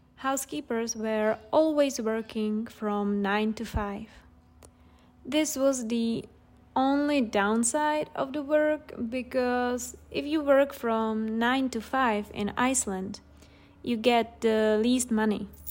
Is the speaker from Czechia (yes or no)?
yes; Czechia; here in the Czech Republic